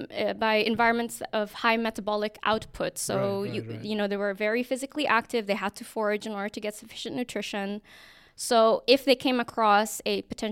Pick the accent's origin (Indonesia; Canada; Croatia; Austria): Indonesia; I grew up in mixed cultures as well. I come from, my dad is Dutch, my mom's from the Philippines, but I grew up in Indonesia.